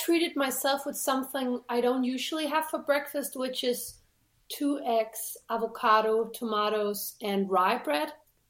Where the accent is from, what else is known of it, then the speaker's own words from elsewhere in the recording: Denmark; Well, I grew up in a suburb to a town, like 2 hours away from Copenh